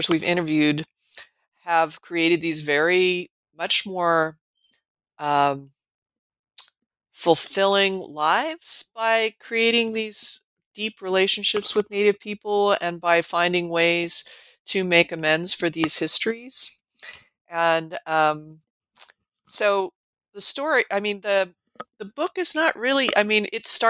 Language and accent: English; Colorado, United States; moved away as an adult; also born or lived in California / New Mexico; now in Nebraska, United States; I grew up in Colorado